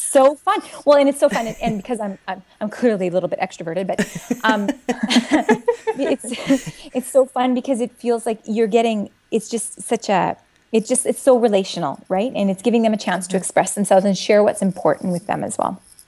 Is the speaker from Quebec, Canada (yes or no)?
no; Saskatchewan, Canada; moved away; I'm originally from Saskatchewan